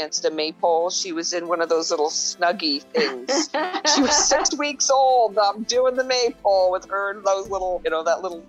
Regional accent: Annapolis Valley, Nova Scotia, Canada; I'm from the Annapolis Valley originally.

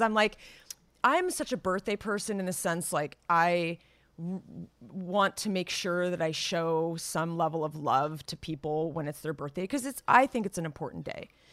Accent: Los Gatos, California, United States; moved away; my hometown, Las Gatas

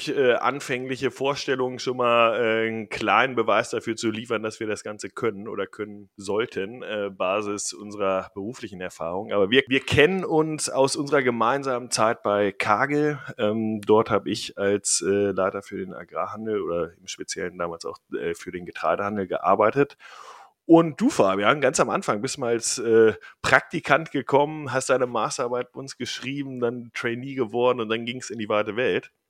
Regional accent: Bavaria, Germany; moved away as an adult; also born or lived in Geneva; now in Amsterdam, Netherlands; Ja, ich komme aus Bayern.

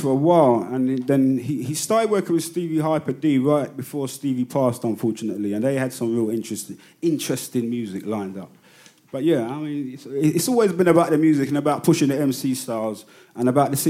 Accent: London, United Kingdom; We're UK, we love this hip hop thing, but we're not American. I'm from Battersea

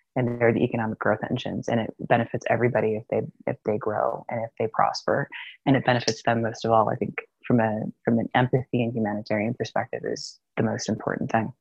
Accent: United States; moved away; it's Especially funny being an American, yeah, who doesn't live there

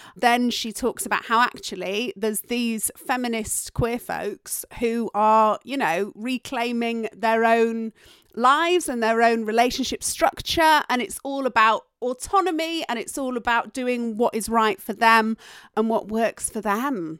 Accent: Yorkshire and the Humber, United Kingdom; accent: Yorkshire tones; I am from Yorkshire

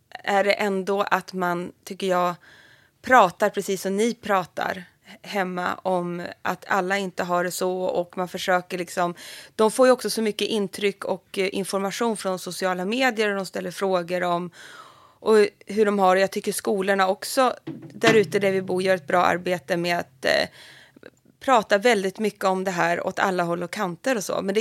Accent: Alnö, Västernorrland County, Sweden; Nej, jag är från Alnö utanför Sundsvall.

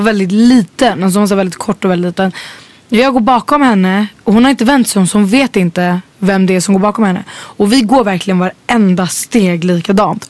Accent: Stockholm, Stockholm County, Sweden; jag växte upp i Vällingby

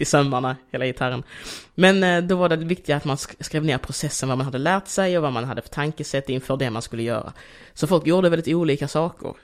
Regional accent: Degeberga, Skåne, Sweden; also born or lived in Angola / Malmö; jag är ju uppvuxen mest i Degeberga, eller i Kristianstad kommun

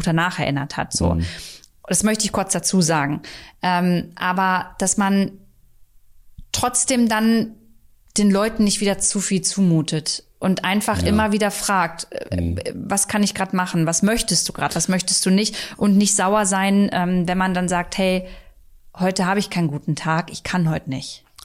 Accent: Hornburg, Lower Saxony, Germany; now in Berlin, Germany; Ich war äh, in Hornburg ähm, in meiner Heimat

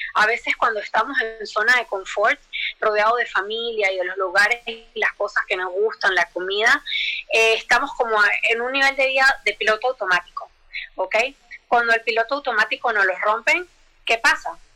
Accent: Venezuela; moved away as an adult; yo que soy venezolana

